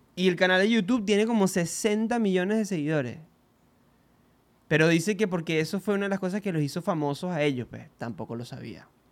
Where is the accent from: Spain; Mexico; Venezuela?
Venezuela; nosotros somos venezolanos